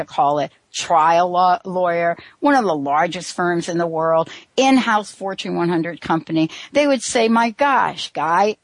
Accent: East Coast, United States; now in Seattle, United States; I grew up on the East Coast. I'm now on the West Coast in Seattle

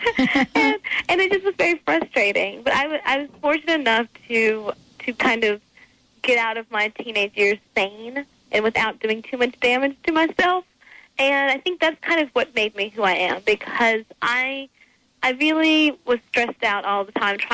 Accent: Martinsville, Virginia, United States; I grew up in a really normal country town called Martinsville, Virginia

